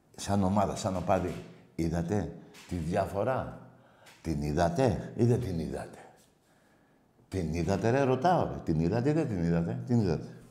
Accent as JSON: {"language": "Greek", "country": "Greece", "said": "είμαι Έλληνας Ορθόδοξο και Έλληνας"}